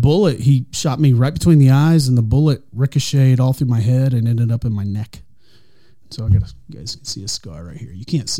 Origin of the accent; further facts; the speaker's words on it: Tulsa, Oklahoma, United States; now in Norman, United States; I grew up in North Tulsa and had two brothers.